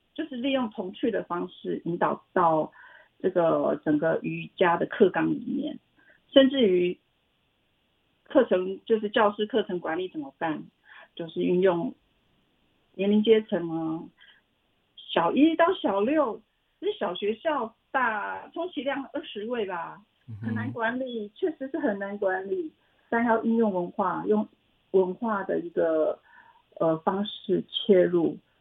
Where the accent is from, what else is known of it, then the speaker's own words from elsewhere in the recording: Xincheng, Hualien County, Taiwan; moved away as an adult; 我是来自花莲曼波语的故乡新城